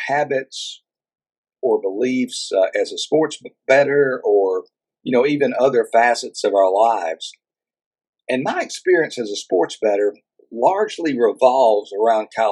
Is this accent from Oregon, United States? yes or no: no; Texas, United States; Here in my home state of Texas